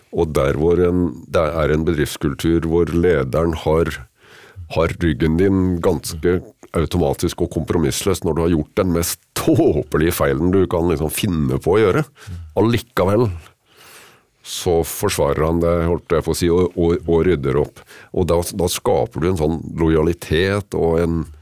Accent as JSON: {"language": "Norwegian", "town": "Kragerø", "region": "Vestfold og Telemark", "country": "Norway", "said": "hjemme i Kragerø"}